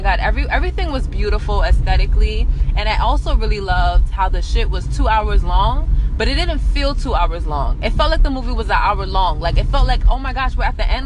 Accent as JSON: {"language": "English", "town": "New York City", "region": "New York", "country": "United States", "moved": "yes", "lives_now": "New Jersey, United States", "said": "I'm from Brooklyn"}